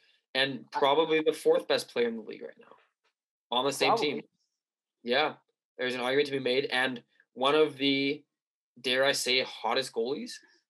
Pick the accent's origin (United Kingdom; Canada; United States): Canada; we are Canadian podcasters